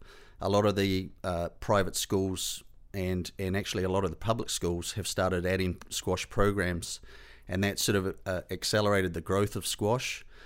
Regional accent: Hinds, Canterbury, New Zealand; Yeah, I grew up in the South Island of New Zealand. I grew up in a very small town called Hines, and we only had a population of 300 people.

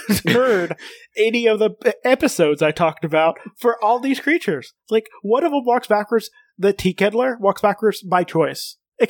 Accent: Kentucky, United States; because I am from Kentucky

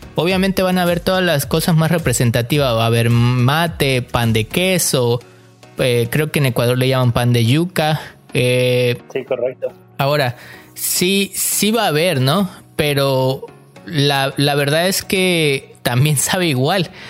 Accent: Mexico; now in Canada; como mexicano

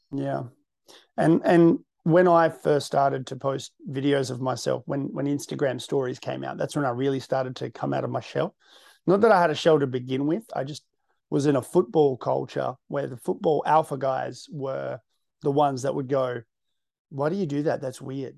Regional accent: Western Australia, Australia; I'm from the West.

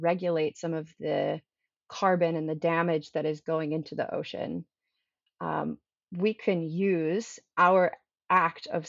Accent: Maryland, United States; now in California, United States; So I come from the East Coast. I'm from Maryland originally, and I did not grow up surfing. However, I moved to California

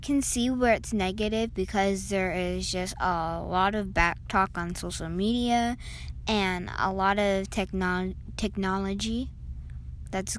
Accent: Kent, Washington, United States; I'm from Kent, Washington

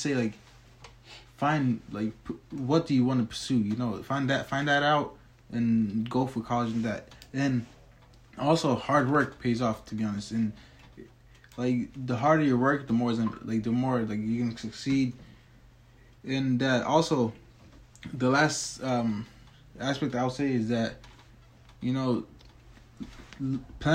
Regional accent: Tennessee, United States; I was born in Tennessee, so I haven't seen a glimpse of Somalia yet

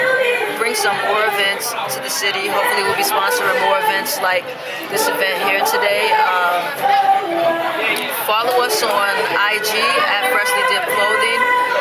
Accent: Buffalo, New York, United States; I'm from Buffalo.

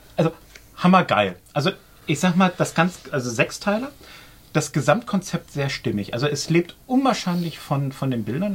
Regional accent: Germany; Bei uns in Deutschland

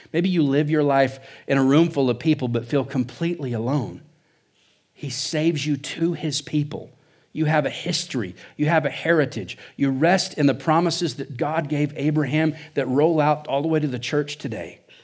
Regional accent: Oklahoma, United States; now in Surprise, Arizona, United States; I'm from Oklahoma

